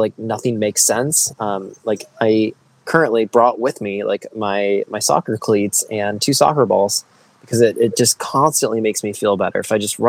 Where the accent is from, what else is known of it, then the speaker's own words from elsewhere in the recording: Michigan, United States; I grew up in Michigan. I grew up in the country